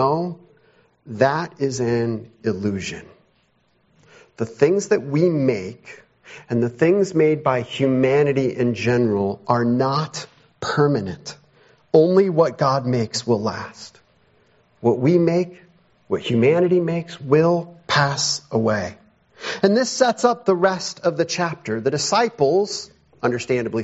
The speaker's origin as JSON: {"language": "English", "town": "Chicago", "region": "Illinois", "country": "United States", "tie": "born or raised there", "said": "I grew up around Chicago and occasionally would go downtown"}